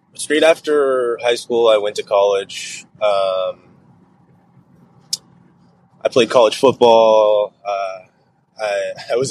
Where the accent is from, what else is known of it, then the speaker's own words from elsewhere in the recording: Clovis, California, United States; I grew up in Clovis, California, right? I went to Clovis High.